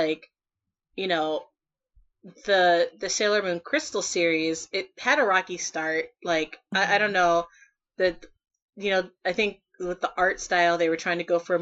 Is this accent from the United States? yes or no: yes; Ohio, United States; I'm from Ohio